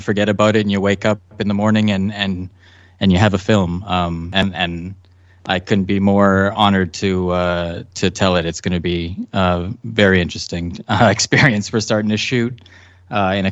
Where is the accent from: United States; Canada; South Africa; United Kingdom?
Canada; I played hockey as is legal law in Canada until I was 16 or 17.